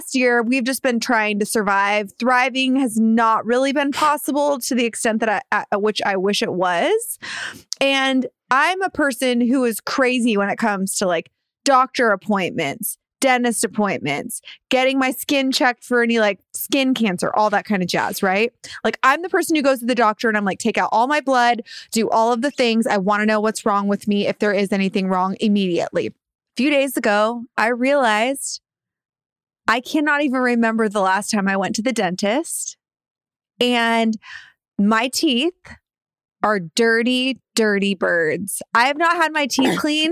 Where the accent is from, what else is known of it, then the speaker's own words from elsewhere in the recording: Downey, California, United States; moved away as an adult; now in Los Angeles, United States; my hometown of Downey, California.